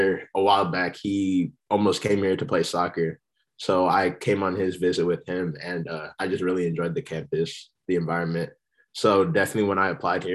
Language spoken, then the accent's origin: English; San Jose, California, United States; also born or lived in New Jersey; now in San Diego, United States; I'm from the Bay. I'm from San Jose. Before that, I grew up in New Jersey, actually